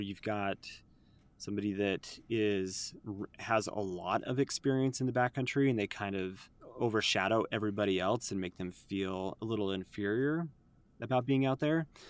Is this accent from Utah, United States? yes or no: yes; Utah, United States; I'm born and raised in Utah